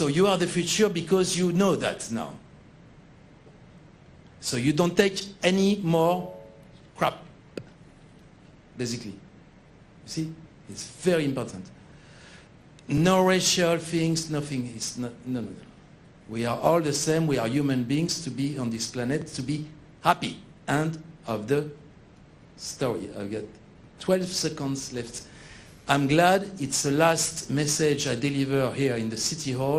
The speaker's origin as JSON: {"language": "English", "country": "France", "accent": "French", "second_language": "English", "moved": "yes", "said": "my accent, I'm French"}